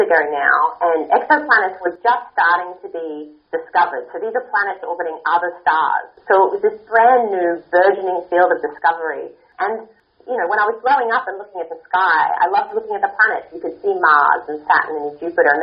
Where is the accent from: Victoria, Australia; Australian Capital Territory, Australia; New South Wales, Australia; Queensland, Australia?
Queensland, Australia; Peak Crossing; now in Pasadena, United States; I grew up in a small town called Peak Crossing, which is just outside of Brisbane in Queensland